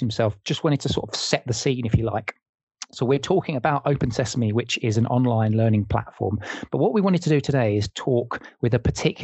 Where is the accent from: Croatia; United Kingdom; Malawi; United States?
United Kingdom; England; as an English person